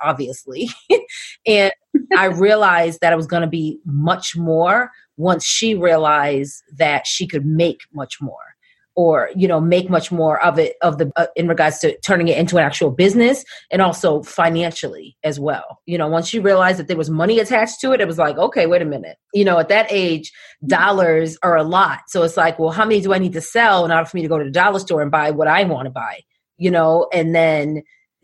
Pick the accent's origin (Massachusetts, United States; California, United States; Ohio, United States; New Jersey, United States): Massachusetts, United States; Boston; as a disc jockey growing up in Boston